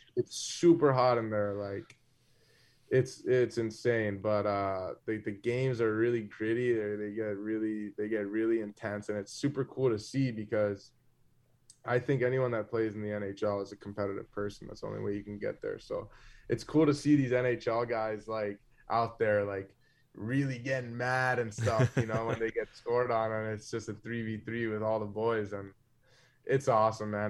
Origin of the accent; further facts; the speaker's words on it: South Florida, United States; when I was growing up in Florida